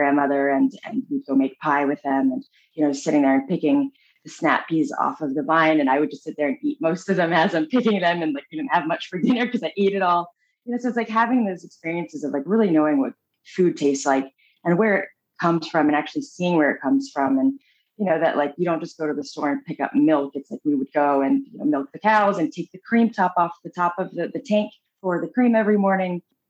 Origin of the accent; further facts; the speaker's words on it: Japan; born there; I was born in Japan. My parents were missionaries, in Tokyo and, adopted me from Kyushu, Japan, which is like the lower island.